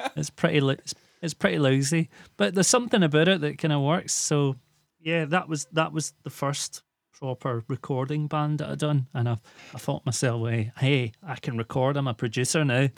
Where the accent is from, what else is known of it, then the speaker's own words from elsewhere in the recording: Glasgow, Scotland, United Kingdom; also born or lived in Islay; I moved away from Glasgow for a short time to a little island called Isla.